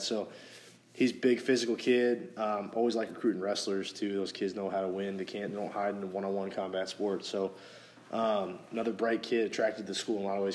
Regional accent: St. Louis, Missouri, United States; moved away; where I grew up in St. Louis

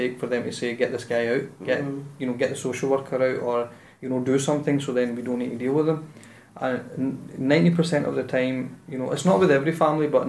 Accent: Glasgow, Scotland, United Kingdom; I'm born and bred in the South Side

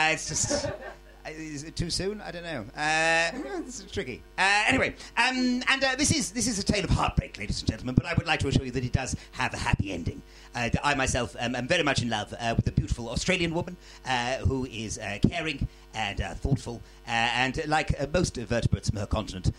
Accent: Wilmslow, North West England, United Kingdom; moved away as an adult; now in London, United Kingdom; I'm from a town called Wilmslow, ladies and gentlemen, it's kind of up north. It's kind of like North Cheshire, South

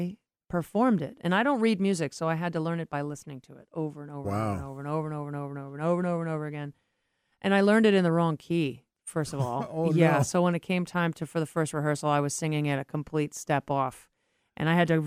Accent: Boston, Massachusetts, United States; I'm from Boston

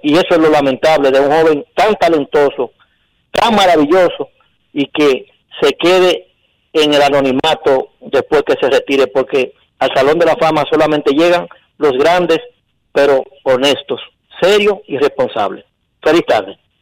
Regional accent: Dominican Republic; como dominicanos

